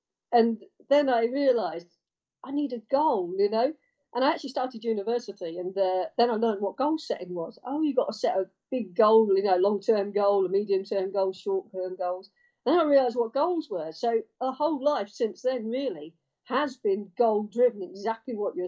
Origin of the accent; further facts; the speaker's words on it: Cambridge, East of England, United Kingdom; I come from Cambridge and used to bike to school, bike home